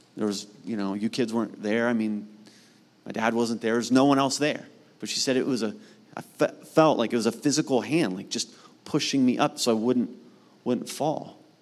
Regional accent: Mount Vernon, Ohio, United States; my hometown of Mount Vernon, Ohio, which is north of Columbus

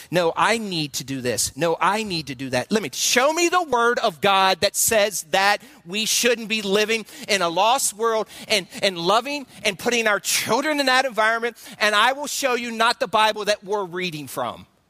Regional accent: Southeast, United States; moved away; I'm from the southeast, and so uh, uh, you can pick up on drawing.

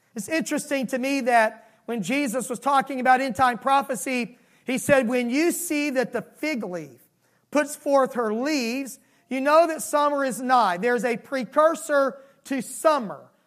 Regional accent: Miami, Florida, United States; moved away; I was raised in Miami, Florida, and seasons were vastly different than they are here.

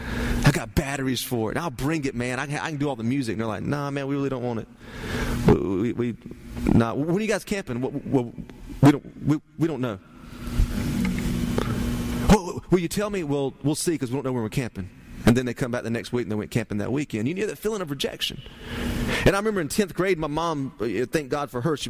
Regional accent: Turkey, United States; But I grew up in Turkey

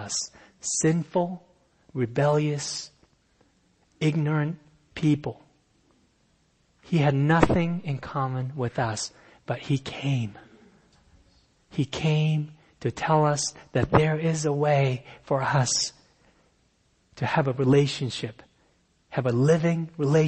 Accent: Japan; moved away as an adult; also born or lived in Fairfax, Virginia, United States; I came from Japan

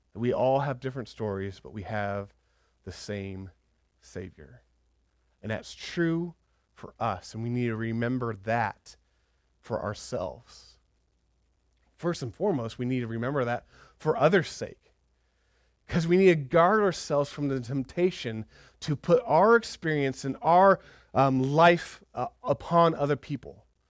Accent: United States; we're so American

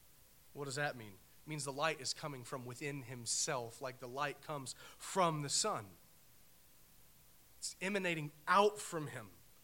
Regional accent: United States; we as American Christians

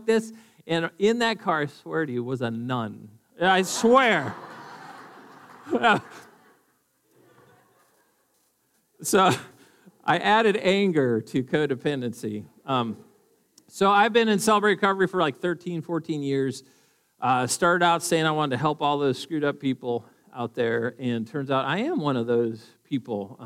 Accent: Duluth, Minnesota, United States; moved away; also born or lived in Eagan, Minnesota; I'm from Duluth originally, and I've lived in Eagan for a little while

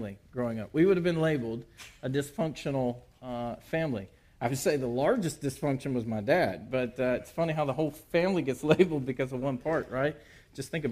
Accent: Port Arthur, Texas, United States; moved away; also born or lived in Louisiana; I was born in Port Arthur, Texas

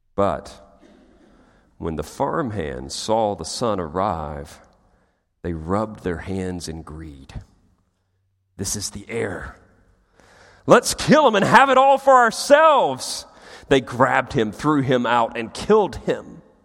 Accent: United States; as Americans

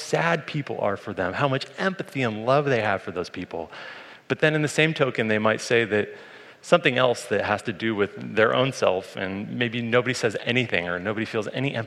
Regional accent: Colorado, United States; When I was growing up in Colorado

